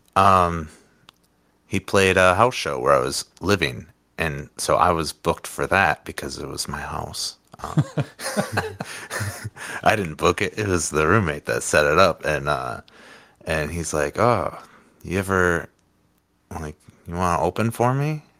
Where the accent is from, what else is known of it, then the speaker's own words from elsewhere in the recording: Winneconne, Wisconsin, United States; also born or lived in Oshkosh, Wisconsin / Appleton, Wisconsin; I grew up outside of Winneconne, uh, and went to school in Oshkosh and then moved to Appleton for a quick two years and moved back to Oshkosh